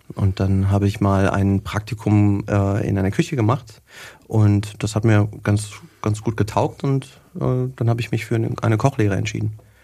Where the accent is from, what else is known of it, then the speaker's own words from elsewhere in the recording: Wetter, North Rhine-Westphalia, Germany; moved away as an adult; also born or lived in Hagen; now in Nuremberg, Germany; bei uns zu Hause quasi in Wetter, wo ich herkomme